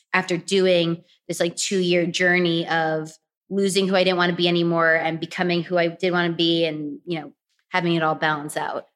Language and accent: English; New York, United States; also born or lived in Florida; now in Los Angeles, United States; I grew up in New York